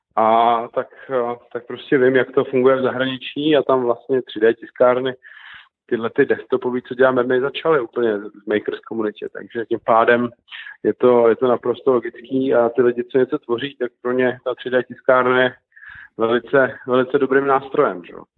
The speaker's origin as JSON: {"language": "Czech", "country": "Czechia", "said": "my Češi tady jsme tvořiví lidi"}